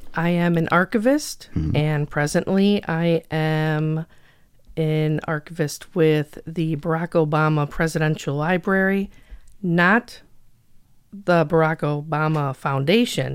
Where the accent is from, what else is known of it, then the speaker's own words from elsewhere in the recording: Schaumburg, Illinois, United States; now in Crystal Lake, United States; I grew up in Schaumburg, which is outside of Chicago.